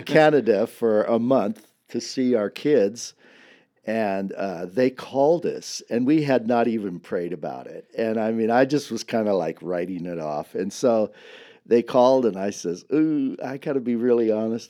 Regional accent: Dinuba, California, United States; I grew up in a town about twelve miles from here

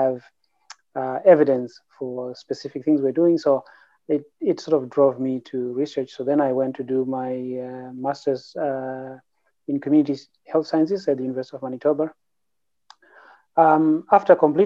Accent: Zimbabwe; moved away as an adult; now in Canada; I grew up in Zimbabwe, which is a former British colony

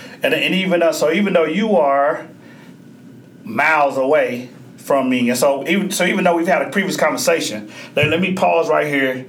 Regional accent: Oklahoma, United States; I grew up in Oklahoma

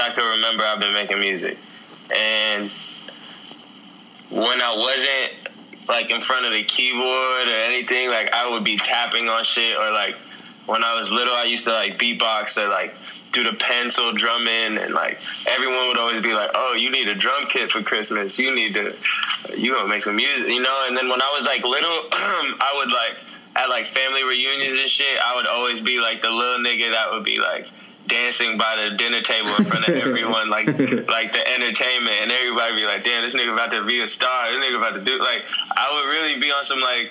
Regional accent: Arizona, United States; now in New York, United States; growing up in Arizona

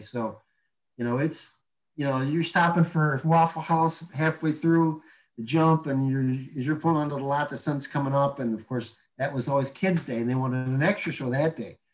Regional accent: Midwest, United States; growing up in the Midwest

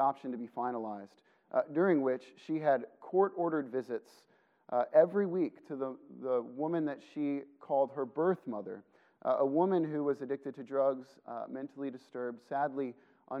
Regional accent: Illinois, United States; I grew up in Illinois

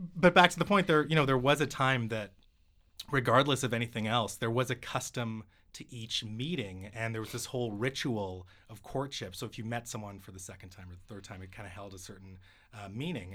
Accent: Vancouver, British Columbia, Canada; my hometown

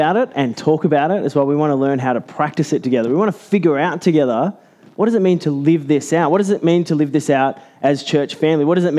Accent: Australia

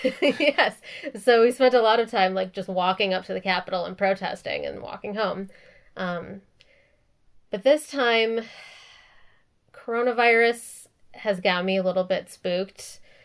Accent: Minneapolis, Minnesota, United States; moved away; I actually even grew up in Minneapolis. It's been super weird and surreal watching, like, my hometown be the center of all this

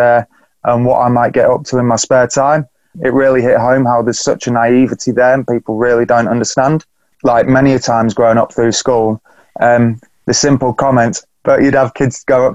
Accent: Beverley, Yorkshire and the Humber, United Kingdom; I'm talking to you from my hometown in Beverley, little market town just up north in East Yorkshire.

